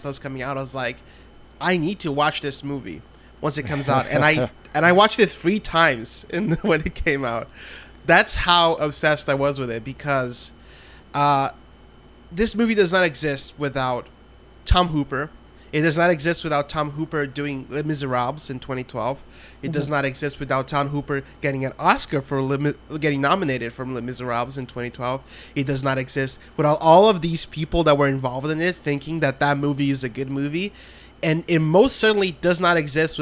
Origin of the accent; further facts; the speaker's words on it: Brazil; moved away; I'm from Brazil originally